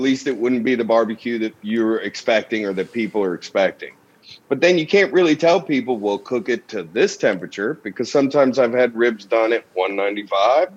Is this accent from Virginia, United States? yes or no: no; Kentucky, United States; my hometown. Kentucky isn't very well known